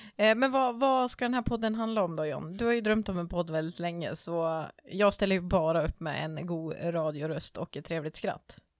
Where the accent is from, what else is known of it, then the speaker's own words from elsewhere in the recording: Timrå, Västernorrland County, Sweden; moved away as an adult; now in Stockholm, Sweden; Jag kommer ju också från Västernorrland, men jag kommer ju från Timrå.